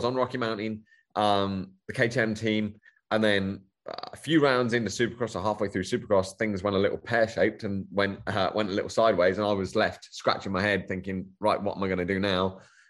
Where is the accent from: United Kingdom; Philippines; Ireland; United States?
United Kingdom; It's, Yareve being from Australia, it seems to click quite well with me being British.